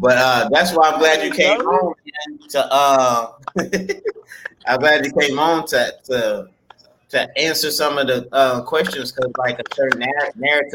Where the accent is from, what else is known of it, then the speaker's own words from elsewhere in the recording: Beaumont, Texas, United States; I'm from Beaumont